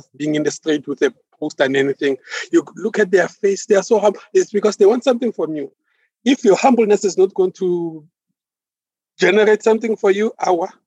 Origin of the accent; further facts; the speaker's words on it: East Rand, Gauteng, South Africa; I'm born and bred in Gauteng, East Rand to be exact